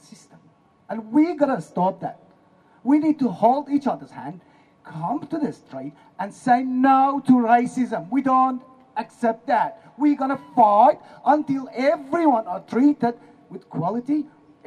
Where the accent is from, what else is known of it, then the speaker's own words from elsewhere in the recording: Iran; now in Australia; I'm from Iran